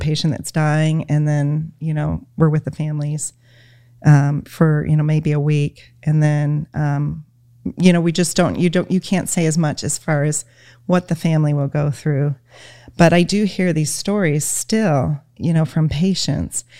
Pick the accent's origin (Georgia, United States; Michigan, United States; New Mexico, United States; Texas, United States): Michigan, United States; we're from Michigan. So we're, you know, total Michigan people